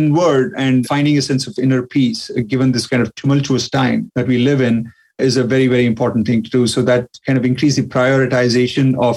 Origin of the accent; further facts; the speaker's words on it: India; now in Texas, United States; being Indian